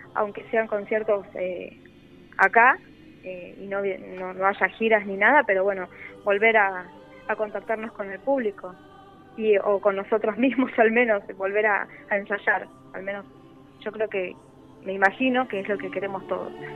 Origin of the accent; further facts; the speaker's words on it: Buenos Aires, Argentina; Yo soy de Buenos Aires